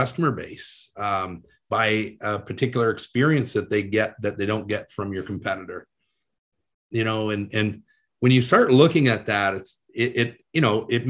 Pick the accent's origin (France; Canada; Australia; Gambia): Canada; being a Canadian boy, and I was playing AAA hockey at the time